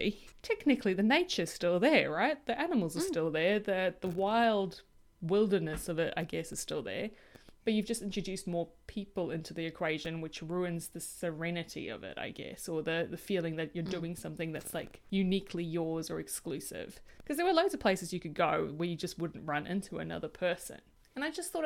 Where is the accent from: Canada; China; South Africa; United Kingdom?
South Africa; I am incredibly privileged that I grew up in Africa